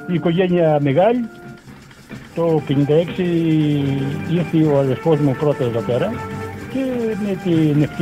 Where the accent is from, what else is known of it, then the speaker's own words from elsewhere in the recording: Greece; moved away as an adult; όταν ήρθαμε από την Ελλάδα δεν ξέραμε πώς είναι το ανθρακοριχείο.